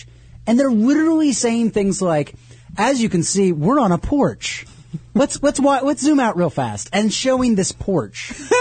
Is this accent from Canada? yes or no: no; North Carolina, United States; also born or lived in New York; I grew up in North Carolina